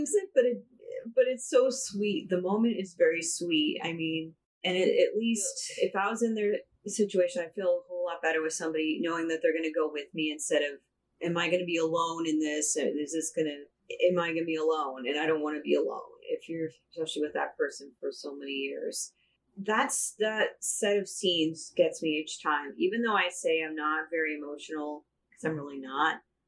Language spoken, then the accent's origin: English; United States; as American women